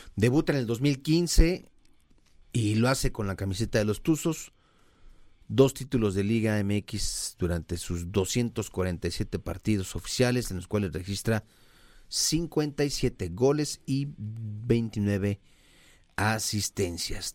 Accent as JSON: {"language": "Spanish", "country": "Mexico", "said": "uno como mexicano"}